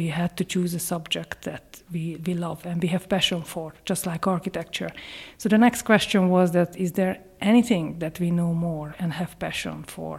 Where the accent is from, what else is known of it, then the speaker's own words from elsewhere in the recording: Hungary; English is a second language; moved away as an adult; also born or lived in Ireland; now in County Leitrim, Ireland; I'm Hungarian. I moved to Ireland in 2004